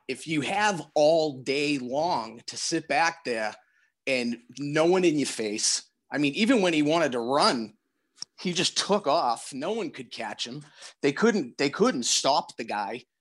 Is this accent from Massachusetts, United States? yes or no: yes; Randolph, Massachusetts, United States; moved away as an adult; now in Quincy, United States; I grew up in Randolph.